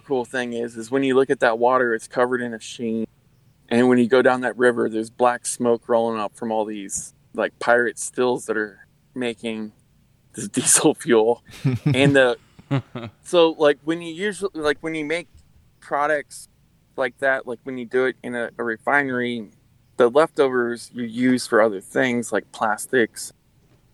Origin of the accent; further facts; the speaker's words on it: Louisiana, United States; I'm from Louisiana